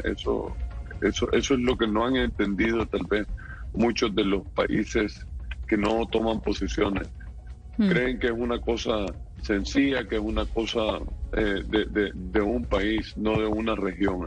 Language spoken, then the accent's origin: Spanish; Nicaragua; moved away as an adult; Yo me siento nicaragüense y nunca voy a dejar de serlo